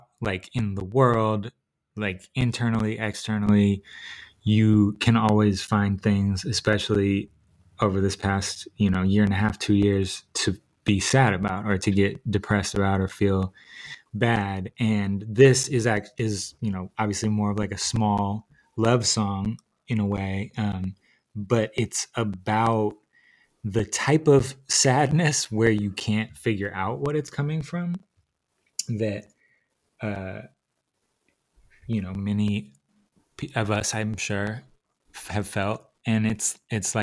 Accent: Seattle, Washington, United States; moved away as an adult; also born or lived in New York; I relocated to Seattle from New York

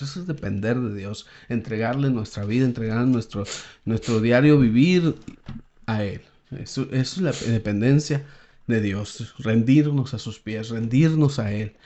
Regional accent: Saltillo, Coahuila, Mexico; moved away as an adult; also born or lived in Palaúm (unclear, where he has lived 13 years); Yo soy de Saltillo

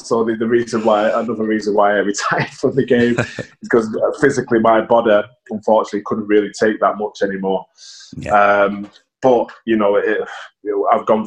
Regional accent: Warrington, North West England, United Kingdom; also born or lived in Manchester; I was born in Manchester, but then moved to Warrington as a 4-year-old

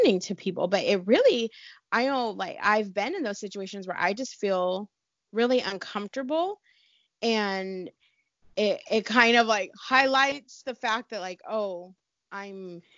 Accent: California, United States; also born or lived in Hawaii; I'm from California

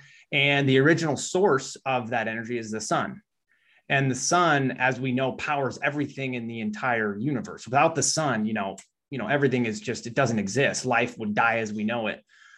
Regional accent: Midwest, United States; and I'm from the Midwest, so you hadn't really heard a lot about that stuff.

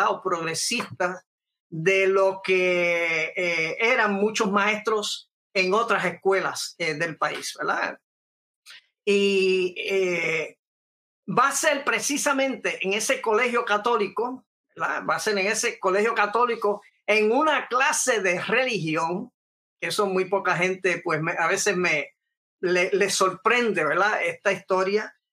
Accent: New York, United States; born there; Yo eh, nací como tal en Nueva York, eh, eh, hijo de unos inmigrantes puertorriqueños que fueron allá con el propósito de, tratar, ¿verdad? De, de procurarse una mejor vida

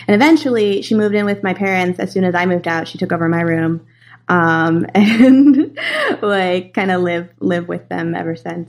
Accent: San Ramon, California, United States; also born or lived in San Leandro; Yeah, I grew up in the Bay Area. My dad was a cop in San Leandro, and we lived in this city called San Ramon, and that's where I grew up. East Bay, Bay Area Valley.

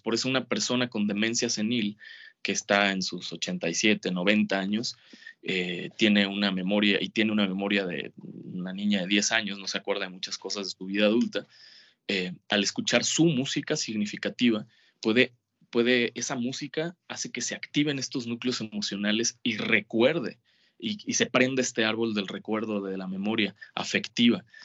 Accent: Mazatlán, Sinaloa, Mexico; Yo vivía en Mazatlán, en eh, mi infancia, toda mi infancia, años viví en Mazatlán.

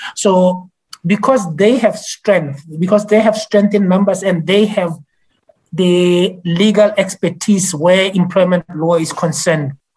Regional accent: Botswana; I am from Botswana.

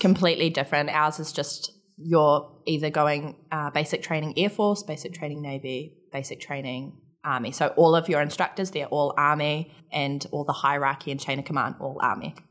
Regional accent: Palmerston North, Manawatū-Whanganui, New Zealand; I grew up in a, I guess, in the context of Canada, it would be a small town in New Zealand. uh, called Palmerston North

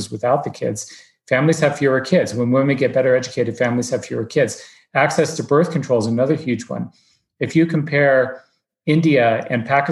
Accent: Alaska, United States; moved away as an adult; I'm from Alaska, grew up and born and raised there, lived there until 4 years ago

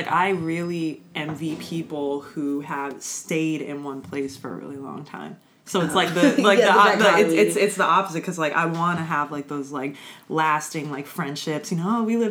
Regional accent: Virginia, United States; also born or lived in California; Well, I'm kind of from all over, I guess. Like, I hate to be like that person, but there's not one place that I mean, I would say, like, Virginia is where I spent most of my life.

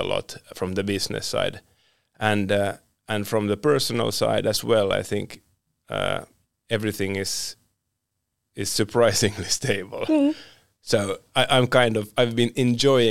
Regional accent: Finland; also born or lived in Sweden

